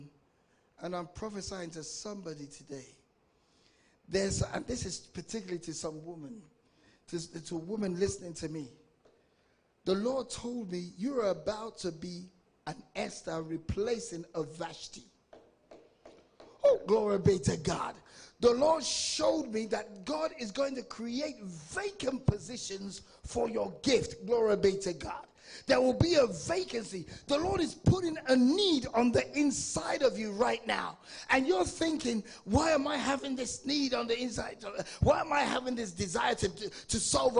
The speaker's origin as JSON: {"language": "English", "region": "England", "country": "United Kingdom", "tie": "born or raised there", "said": "I was born and raised in England, but I'm of African descent. I'm of Nigerian descent"}